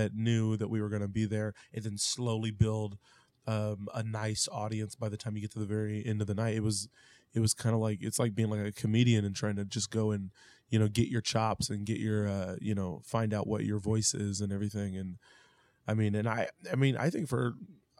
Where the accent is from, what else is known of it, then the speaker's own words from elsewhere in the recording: Independence, Missouri, United States; we're from Independence